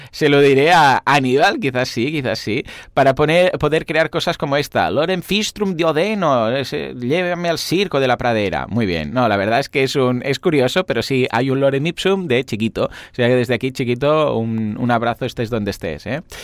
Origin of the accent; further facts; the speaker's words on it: Spain; somos de España